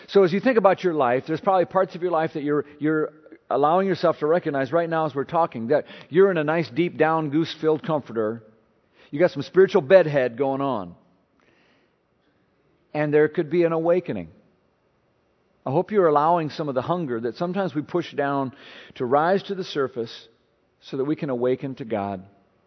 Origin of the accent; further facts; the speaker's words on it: Minnesota, United States; now in Maryland, United States; I'm not originally from Maryland, Minnesota guy